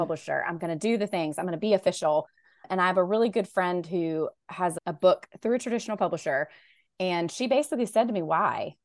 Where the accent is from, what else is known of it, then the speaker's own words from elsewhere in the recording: Raleigh, North Carolina, United States; I grew up in Raleigh, North Carolina, so that's where I live